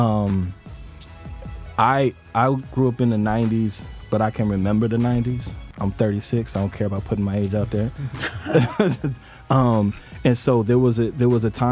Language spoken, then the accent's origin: English; Chicago, Illinois, United States; I'm from Chicago